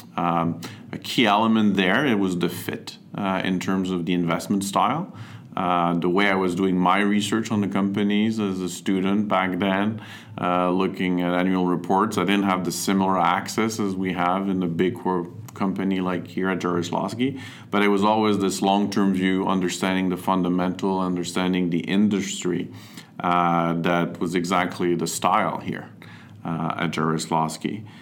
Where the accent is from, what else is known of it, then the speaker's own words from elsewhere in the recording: Montreal, Quebec, Canada; I'm originally from Montreal. Uh, grew up here, went to school in French uh, in Montreal.